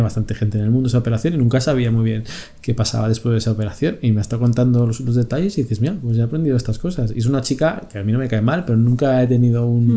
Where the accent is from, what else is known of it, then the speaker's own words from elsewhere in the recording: Madrid, Community of Madrid, Spain; moved away as an adult; also born or lived in Barcelona; now in Italy; somos de Madrid, estamos en una ciudad que no era nuestra